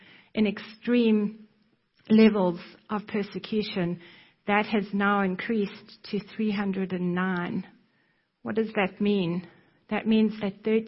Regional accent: South Africa; moved away; you can probably hear from my accent that I am not American. I was born in South Africa

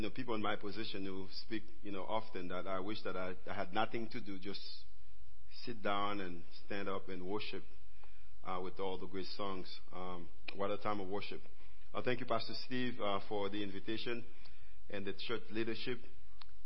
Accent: Haiti; accent: Haitian; I live in Haiti. I'm a Haitian. My accent can tell you that.

